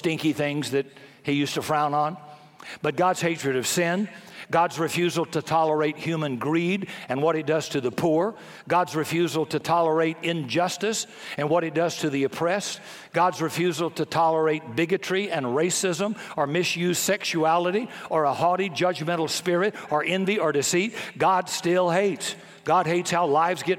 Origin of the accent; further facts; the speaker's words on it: the South, United States; I grew up in the South before desegregation